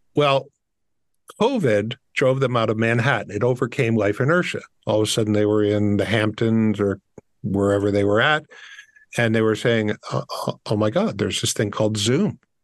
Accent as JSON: {"language": "English", "town": "Windsor", "region": "Ontario", "country": "Canada", "tie": "born or raised there", "said": "I grew up in Windsor, so I'm a child of the auto industry"}